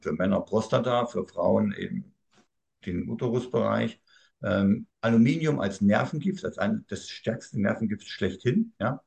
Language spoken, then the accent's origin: German; Thuringia, Germany; Ich bin nun mal Thüringer, also jetzt wisst ihr auch, wo ich herkomme.